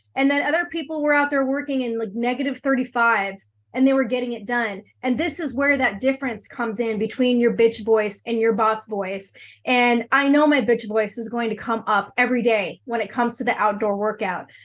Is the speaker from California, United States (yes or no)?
yes; Southern California, United States; moved away as an adult; also born or lived in Texas Panhandle; now in Texas, United States; I grew up in sunny Southern California